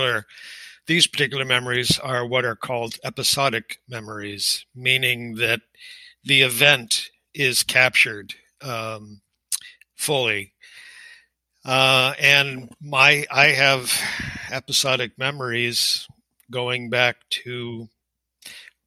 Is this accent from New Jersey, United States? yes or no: no; Manchester, New Hampshire, United States; also born or lived in Melrose, Massachusetts; I was born in Melrose, Massachusetts, and lived there with my family, my extended family, on my father's side until just about the age of three, at which point we moved to Manchester, New Hampshire.